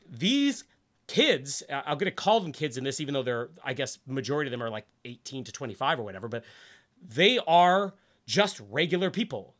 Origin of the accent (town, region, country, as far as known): Winnipeg, Manitoba, Canada; born or raised there